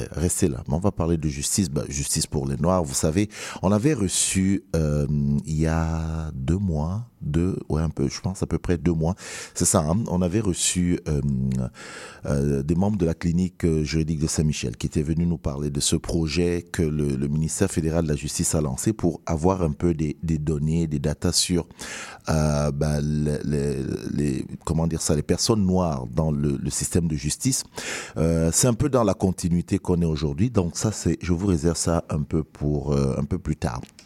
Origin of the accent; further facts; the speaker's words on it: Cameroon; now in Montreal, Canada; je suis camerounais.